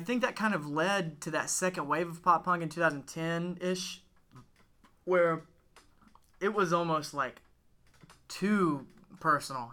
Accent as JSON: {"language": "English", "town": "Gadsden", "region": "Alabama", "country": "United States", "said": "we're from Gadsden"}